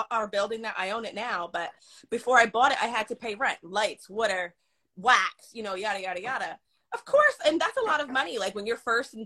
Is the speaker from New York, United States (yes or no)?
yes; New York, United States; moved away; I'm a New Yorker